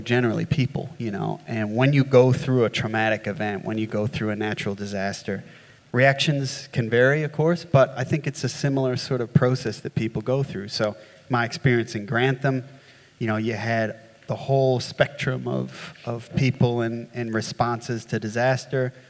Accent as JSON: {"language": "English", "region": "New York", "country": "United States", "tie": "born or raised there", "moved": "yes", "lives_now": "Australia", "said": "as you can tell from my accent, uh, I grew up in the States, um, not in New Orleans, but uh, up in redneck New York"}